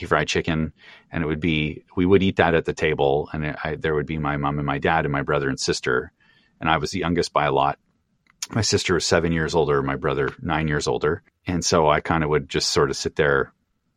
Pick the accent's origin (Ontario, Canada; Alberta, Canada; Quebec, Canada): Quebec, Canada; Kirkland; now in Toronto, Canada; I'm from a town called Kirkland, which is one of a bunch of municipalities that it makes up this West Island kind of suburbs